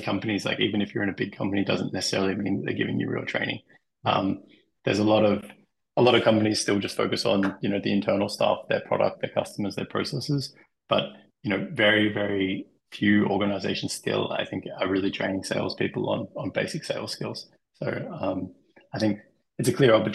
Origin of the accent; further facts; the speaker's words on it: Australia; moved away as an adult; also born or lived in Denmark; now in Germany; I'm also Australian, now living in Germany, previously in Denmark